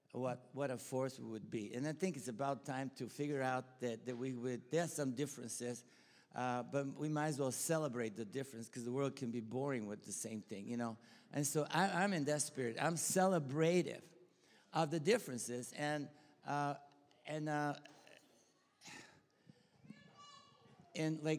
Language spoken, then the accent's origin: English; Bulgaria; accent: Bulgarian; English is a second language; moved away; also born or lived in Texas, United States; I'm Bulgarian, you know. And I'm not Texan, right? You can tell by the accent.